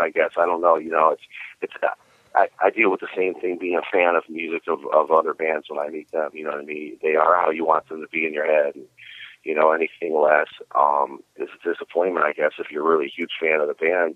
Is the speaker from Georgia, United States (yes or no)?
no; Cleveland, Ohio, United States; moved away as an adult; now in Florida, United States; I was born and raised in Cleveland